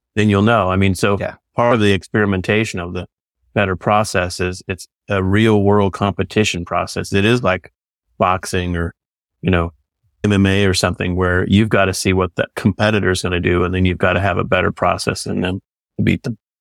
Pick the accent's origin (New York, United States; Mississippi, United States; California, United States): California, United States; I'm from California.